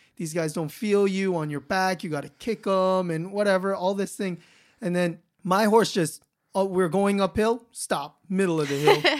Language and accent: English; Los Angeles, California, United States; I grew up in Los Angeles in the city.